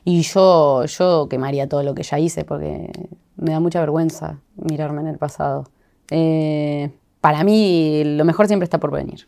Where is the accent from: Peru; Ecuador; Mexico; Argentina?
Argentina; Santa Fe; Yo soy de Santa Fe